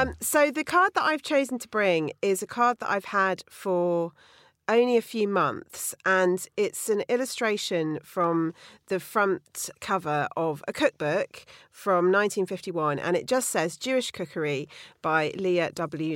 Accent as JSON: {"language": "English", "town": "Bruton", "region": "South West England", "country": "United Kingdom", "tie": "born or raised there", "said": "growing up in Bruton in Somerset"}